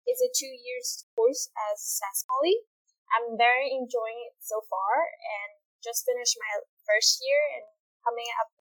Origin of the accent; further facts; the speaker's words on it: Vietnam; English is a second language; now in Saskatoon, Canada; I'm from Vietnam